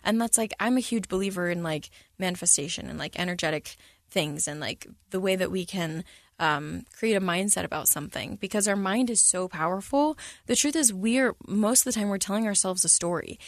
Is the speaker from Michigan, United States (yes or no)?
no; San Antonio, Texas, United States; when I was a kid, I grew up in San Antonio, Texas